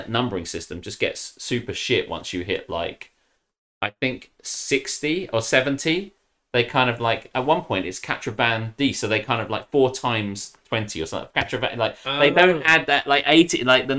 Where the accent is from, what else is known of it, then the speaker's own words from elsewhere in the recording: United Kingdom; I'm too British for that shit. I'm too British for that shit, too lazy to cook.